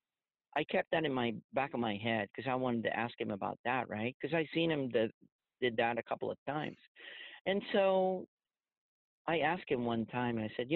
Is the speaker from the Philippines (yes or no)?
yes; Philippines; moved away as an adult; also born or lived in San Francisco; now in United States; I was growing up in the Philippines